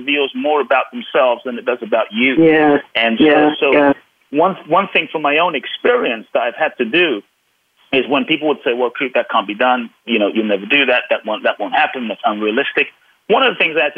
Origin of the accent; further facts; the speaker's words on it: London, United Kingdom; I grew up in London